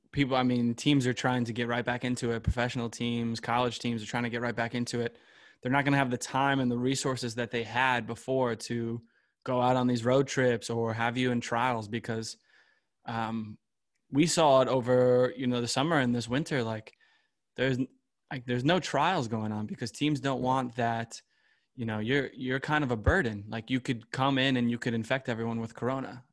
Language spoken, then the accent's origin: English; United States; now in Hamburg, Germany